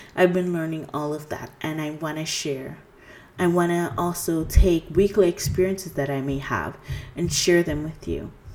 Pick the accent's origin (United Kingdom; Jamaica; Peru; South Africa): Jamaica; now in Canada; I'm originally from Jamaica. I am currently residing in Canada.